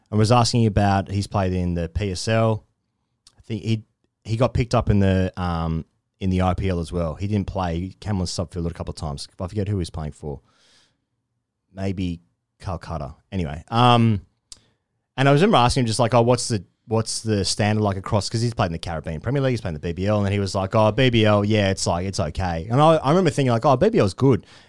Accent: Australia; as an Australian

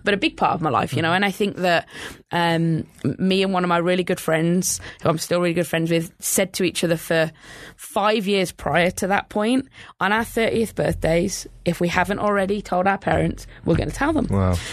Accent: England, United Kingdom; I think growing up in England

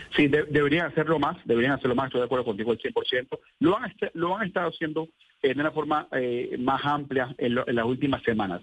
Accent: Venezuela; now in United States; yo soy venezolano

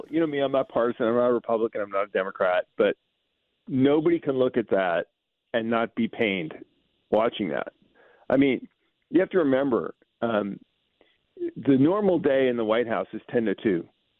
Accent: Bronx, New York, United States; born there; You know, I was born in the South. South Bronx.

